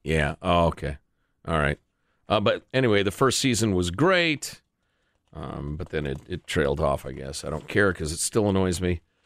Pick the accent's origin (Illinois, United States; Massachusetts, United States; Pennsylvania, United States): Illinois, United States; Chicago; I grew up in Chicago